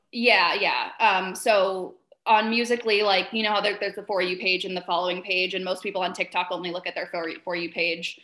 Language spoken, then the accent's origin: English; Vermont, United States; I grew up in Vermont